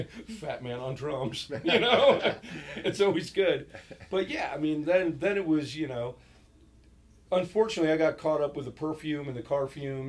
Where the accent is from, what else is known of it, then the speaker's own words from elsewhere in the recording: New York, United States; I grew up in New York